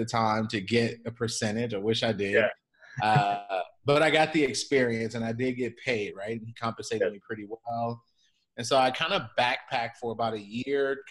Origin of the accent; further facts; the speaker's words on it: Chicago, Illinois, United States; moved away as an adult; also born or lived in San Diego; born and raised in Chicago